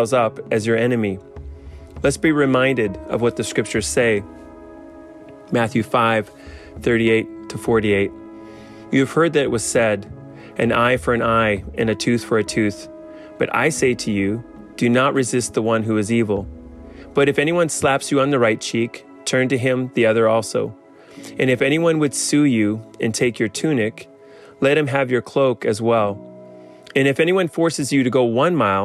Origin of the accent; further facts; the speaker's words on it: Canada; As a Canadian